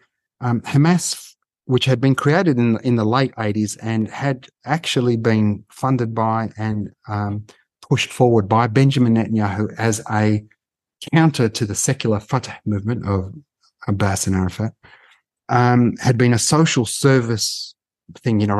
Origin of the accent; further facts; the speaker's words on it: Melbourne, Victoria, Australia; we're Australian born